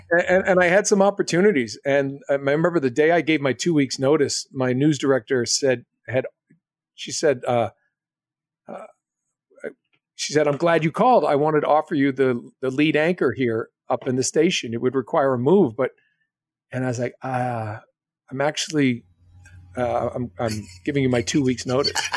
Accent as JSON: {"language": "English", "region": "New England", "country": "United States", "also_born_or_lived": "Boston", "said": "I'm from New England"}